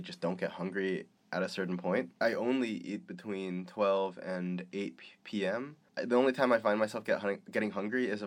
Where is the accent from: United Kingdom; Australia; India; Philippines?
Philippines; I'm Filipino, we love garlic